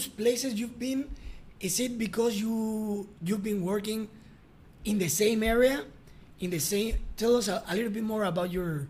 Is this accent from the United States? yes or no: no; Mexico; English is a second language; Here are two Mexicans talking in English.